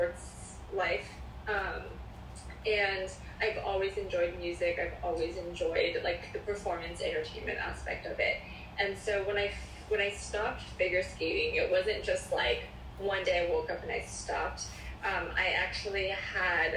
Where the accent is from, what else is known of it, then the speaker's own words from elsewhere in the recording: Culver City, California, United States; also born or lived in Palos Verdes; Born and raised in Los Angeles, Culver City to be exact, and I have been here ever since.